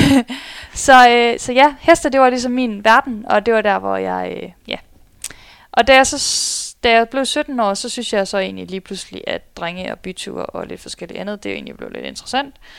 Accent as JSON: {"language": "Danish", "town": "Skive", "region": "Central Denmark Region", "country": "Denmark", "also_born_or_lived": "Spain", "moved": "yes", "lives_now": "Aarhus, Denmark", "said": "stammer jeg faktisk oprindeligt fra Skive af"}